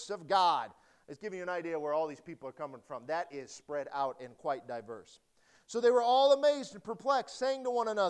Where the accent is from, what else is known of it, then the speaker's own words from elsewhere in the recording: Nebraska, United States; also born or lived in Detroit, Michigan; growing up in Nebraska